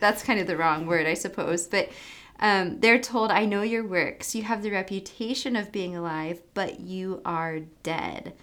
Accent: United States; also born or lived in Africa; as an American

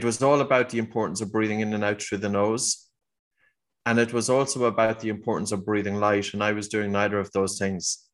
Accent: Ireland; accent: Irish

